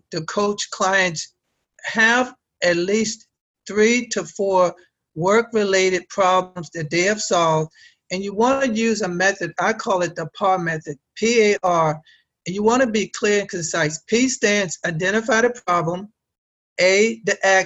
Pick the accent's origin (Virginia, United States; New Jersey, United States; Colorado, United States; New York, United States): Virginia, United States; Arlington; I'm from Arlington, Virginia. I'm about 15 minutes outside of Washington, D.C.